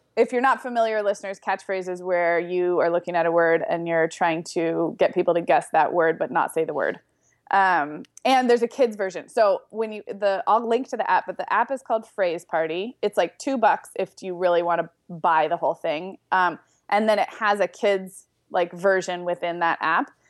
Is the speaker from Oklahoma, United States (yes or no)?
no; Santa Barbara, California, United States; Santa Barbara, which is where I grew up